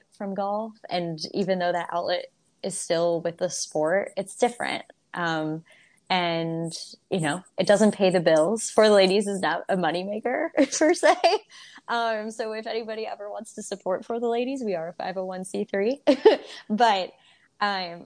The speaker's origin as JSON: {"language": "English", "town": "Toledo", "region": "Ohio", "country": "United States", "tie": "born or raised there", "said": "I'm hosting an event in my hometown of Toledo, Ohio."}